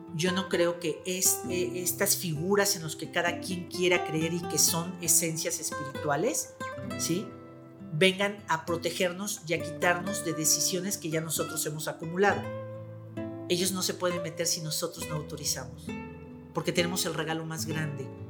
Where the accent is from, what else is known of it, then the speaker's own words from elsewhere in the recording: Mexico; como mexicanos